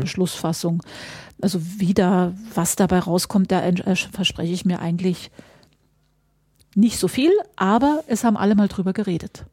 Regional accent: Mecklenburg-Vorpommern, Germany; bei uns in Mecklenburg-Vorpommern

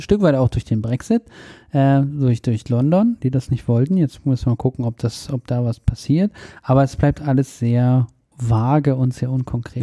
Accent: Germany; wir als Deutsche

